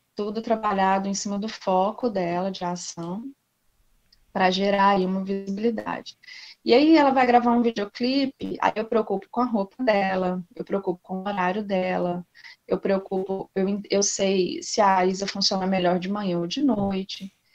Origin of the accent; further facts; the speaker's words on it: Belo Horizonte, Minas Gerais, Brazil; moved away as an adult; also born or lived in Brasília / Palmas, Tocantins; eu sou de BH, mineiríssima